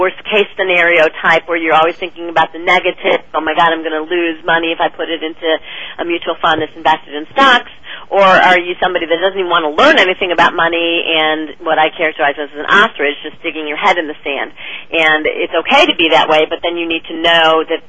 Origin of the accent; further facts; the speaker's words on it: Chicago, Illinois, United States; now in Los Angeles, United States; I'm from Chicago originally, but I have lived in L.A. now for 25 years